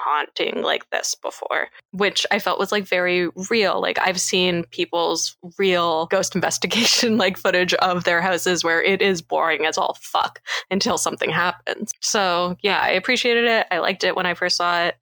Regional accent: Toronto, Ontario, Canada; it's filmed in my hometown of Toronto

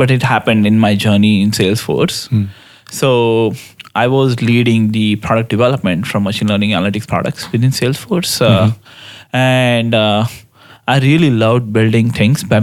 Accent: Mumbai, Maharashtra, India; moved away as an adult; now in United States; I grew up in Bombay, mm-hmm. Mumbai, India

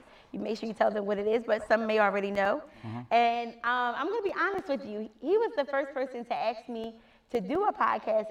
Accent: Philadelphia, Pennsylvania, United States; moved away as an adult; now in Miami, United States; my hometown, Philadelphia

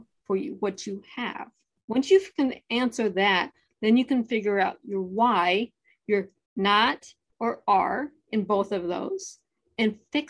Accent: Ohio, United States; I'm originally from Ohio

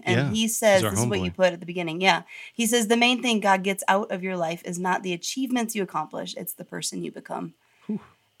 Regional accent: Holland, Michigan, United States; moved away; Holland, Michigan, my hometown. My parents still live there.

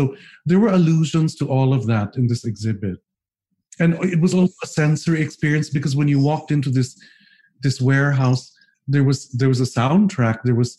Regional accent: Philippines

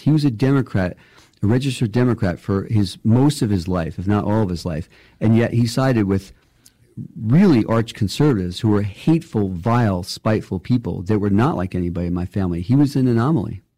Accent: New York, United States; I'm a New Yorker

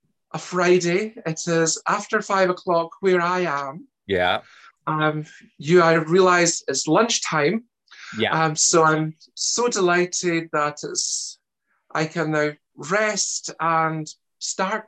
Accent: Glasgow, Scotland, United Kingdom; accent: Scottish; also born or lived in Germany; Originally, I'm actually German, despite my accent being a Scottish one. And I ended up in Scotland as a child and brought up in the west of Glasgow

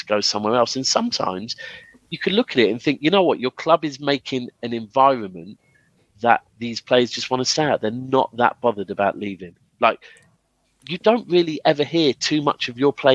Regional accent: England, United Kingdom; as English

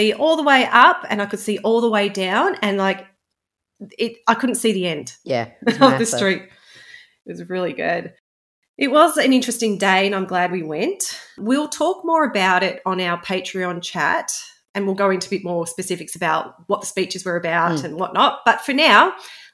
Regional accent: Australia; I'm speaking here as the true Aussie

